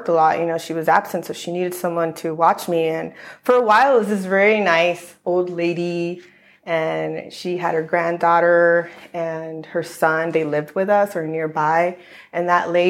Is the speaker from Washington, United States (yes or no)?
no; Los Angeles, California, United States; also born or lived in Long Island, New York; I grew up in LA County for most of my life